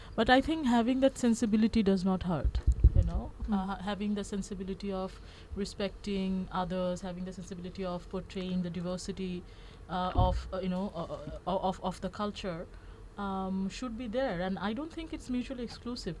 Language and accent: English; Bangladesh; I'm from Bangladesh, and that entire region is um, highly influenced by Bollywood